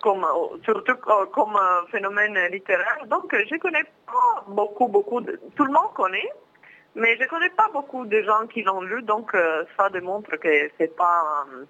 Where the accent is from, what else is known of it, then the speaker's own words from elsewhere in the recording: Milan, Lombardy, Italy; accent: Italian; French is a second language; je viens de Milan, du nord d'Italie